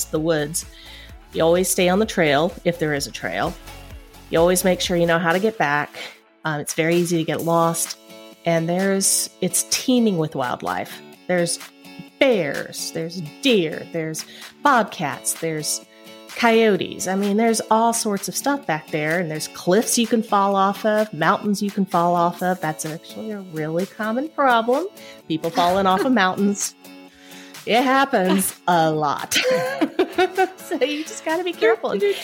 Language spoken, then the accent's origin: English; Kingsport, Tennessee, United States; moved away as an adult; also born or lived in Atlanta; My hometown is Kingsport, Tennessee